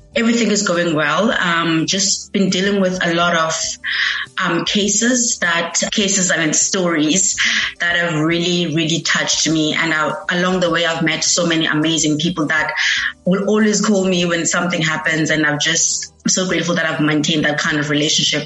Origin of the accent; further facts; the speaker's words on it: Eastern Cape, South Africa; moved away as an adult; now in Cape Town, South Africa; I'm from the Eastern Cape. I moved to Cape Town in 2019, searching for greener pastures